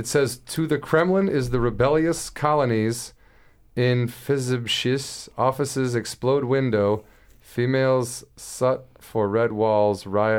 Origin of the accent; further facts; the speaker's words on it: Illinois, United States; From Illinois.